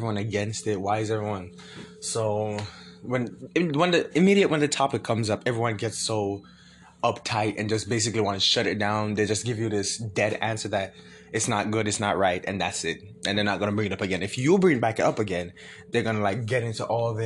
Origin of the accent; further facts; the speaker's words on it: Jamaica; Growing up in Jamaica